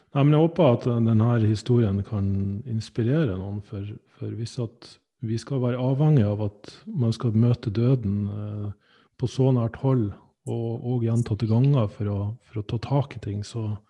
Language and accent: Norwegian; Sandnessjøen, Nordland, Norway; jeg er fra Sandnessjøen